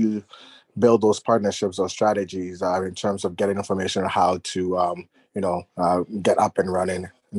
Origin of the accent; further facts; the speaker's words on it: Toronto, Ontario, Canada; I'm Canadian. I'm Toronto, Canada. So shout out to all the other Canadians here.